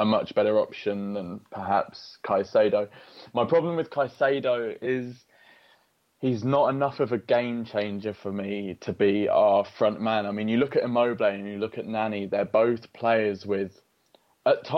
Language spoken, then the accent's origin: English; London, United Kingdom; I was born in London and I supported Arsenal from an early age